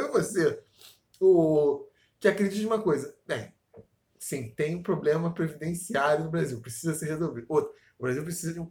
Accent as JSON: {"language": "Portuguese", "country": "Austria", "tie": "born or raised there", "second_language": "Portuguese", "lives_now": "Brazil", "said": "Mas ainda bem que eu vou voltar pra Áustria e não vou ter nada a ver com esse país aqui, porque é meu país natal, né?"}